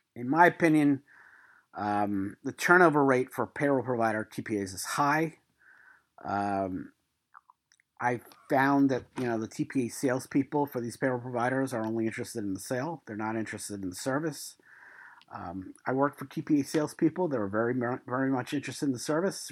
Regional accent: New York City, New York, United States; moved away; also born or lived in Queens; I'm from Brooklyn, I also lived in Queens for a couple years.

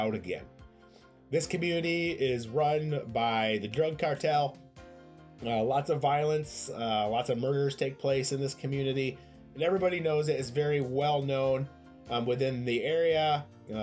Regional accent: Michigan, United States; moved away as an adult; also born or lived in Puerto Rico; we are from Michigan

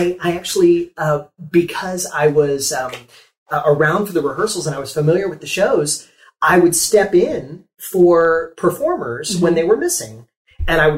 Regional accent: Ohio, United States; moved away as an adult; now in Windermere, United States; But I grew up in Ohio

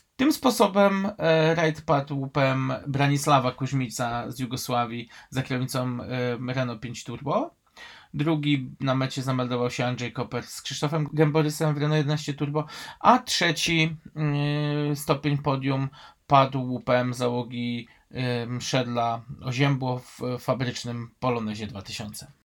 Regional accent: Kraków, Lesser Poland, Poland; Ja jako Krakus

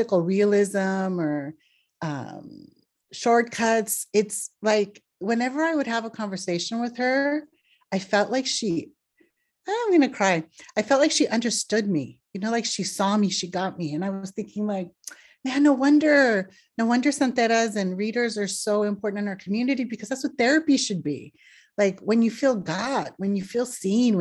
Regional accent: Los Angeles, California, United States; I was born in Los Angeles and both my parents are from Northern Mexico.

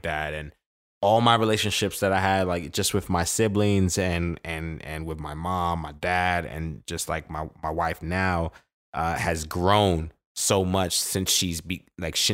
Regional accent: New York City, New York, United States; Born and raised, growing up in Brooklyn, New York, man, we can come off a little aggressive

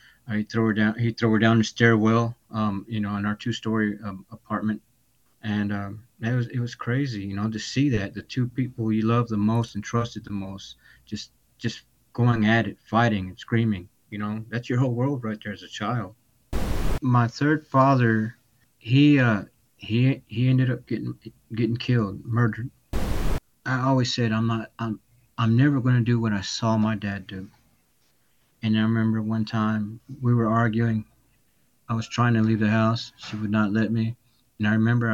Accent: Dallas, Texas, United States; also born or lived in Austin, Texas; I grew up in Dallas County, in Dallas, Most of my life, I grew up

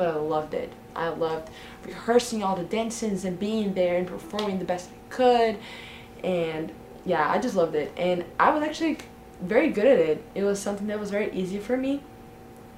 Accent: Brazil; I'm from Brazil

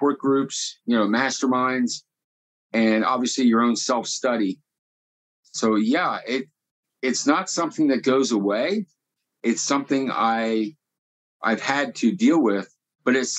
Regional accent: Lancaster, Pennsylvania, United States; I was born in Lancaster

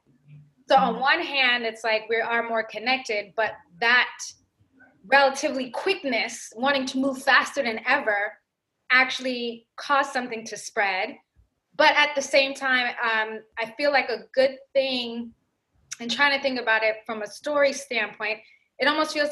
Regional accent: New York, United States; I grew up in New York.

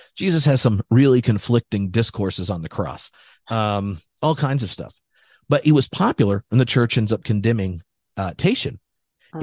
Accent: United States; me as an American

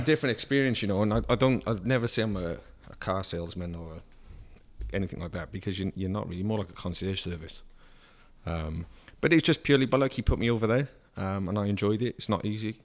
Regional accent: Cardiff, Wales, United Kingdom; moved away; born and raised in Cardiff City. in Wales, which is a capital

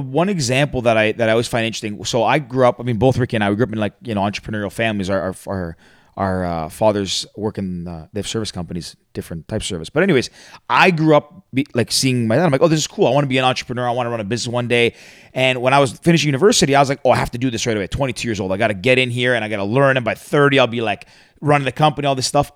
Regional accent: Mississauga, Ontario, Canada; I grew up uh, I grew up in Mississauga

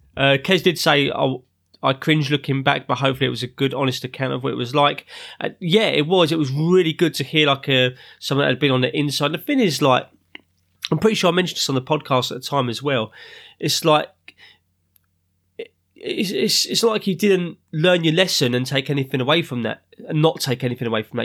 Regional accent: London, United Kingdom; also born or lived in Ruislip; I'm living up north now in Ryslip, but originally I'm from South London

